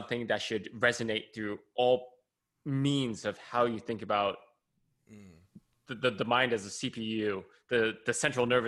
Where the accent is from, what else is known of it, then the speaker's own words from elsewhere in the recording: California, United States; I'm some kid from California